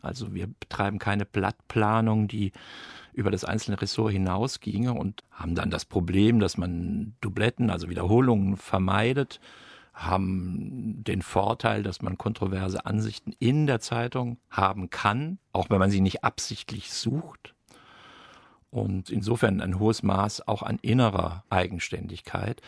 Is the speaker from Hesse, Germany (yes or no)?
yes; Darmstadt, Hesse, Germany; Ich bin in Darmstadt groß geworden